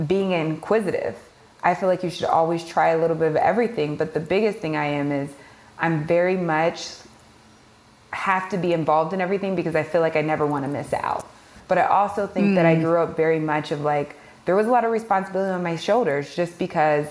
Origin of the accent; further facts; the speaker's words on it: Kansas City, Missouri, United States; I'm originally from Kansas City, Missouri